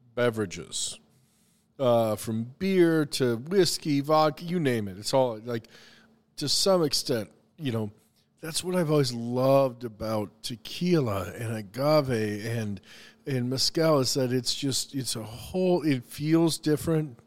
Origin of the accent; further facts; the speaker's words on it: the Carolinas, United States; also born or lived in Missouri; now in Minnesota, United States; I was born in Minnesota, but I moved to the Carolinas when I was five